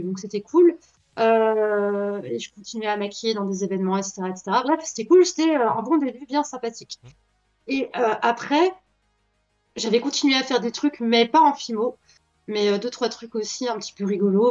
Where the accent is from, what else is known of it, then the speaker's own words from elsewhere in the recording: Belgium; je suis née en 1994, en Belgique